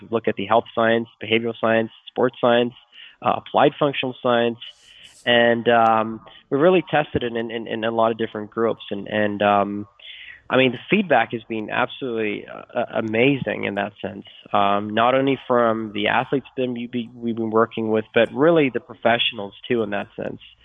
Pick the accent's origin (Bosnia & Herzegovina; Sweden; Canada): Sweden; moved away; I'm from Sweden, or, uh, Sweden originally